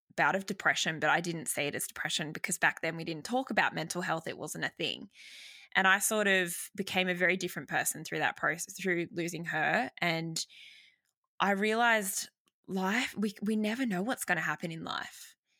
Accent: Sydney, New South Wales, Australia; I'm from Sydney, Australia, born and bred, and have not left

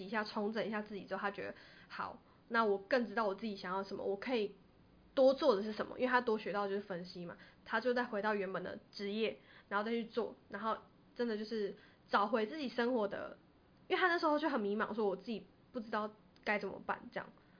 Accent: Taiwan; 我觉得台我们台湾人，我这样是不是太现实？

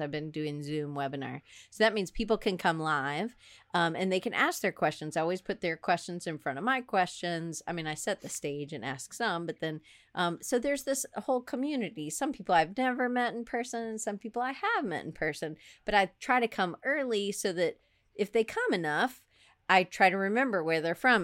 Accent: Atlanta, Georgia, United States; moved away as an adult; also born or lived in Auburn, Alabama / Denver; I grew up in Atlanta.

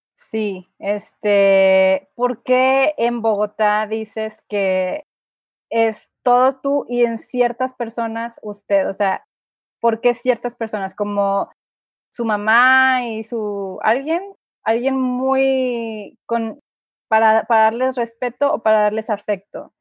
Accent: Monterrey, Nuevo León, Mexico; moved away as an adult; now in San Miguel de Allende, Mexico; yo soy del norte, del noreste de México, eh, específicamente de Monterrey

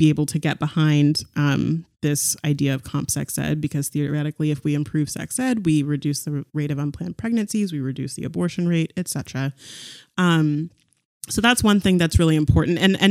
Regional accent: California, United States; moved away as an adult; also born or lived in San Diego / North Carolina; I grew up in California

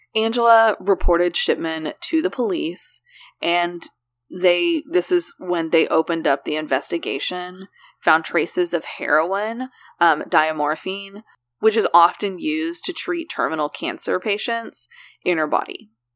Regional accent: Oklahoma, United States; For as many things that we do pronounce correctly in Oklahoma, there are more that we pronounce incorrectly

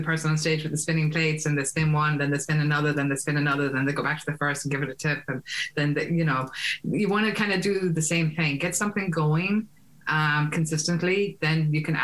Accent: Ireland; now in United States; I'm Irish, I live in the States

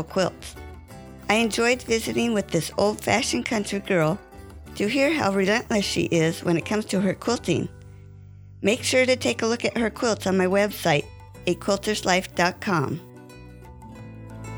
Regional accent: California, United States; now in Ohio, United States; I grew up out in California. So moving to Ohio

